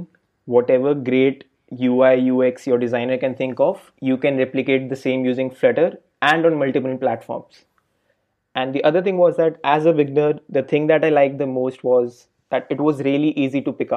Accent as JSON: {"language": "English", "country": "India", "moved": "yes", "lives_now": "Berlin, Germany", "said": "I'm currently working as a software engineer at Delivery Hero in Berlin, and I'm originally from India"}